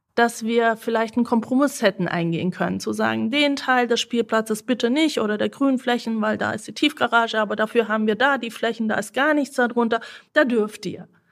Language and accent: German; Senden, Bavaria, Germany; German is a second language; Ich bin aufgewachsen in Senden bei Neu-Ulm.